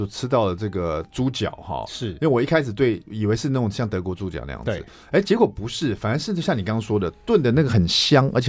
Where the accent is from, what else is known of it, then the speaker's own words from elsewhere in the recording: Taiwan; 地中海，我们台湾人吃年菜就一定要吃年年有余嘛，一定要有一一条鱼哈。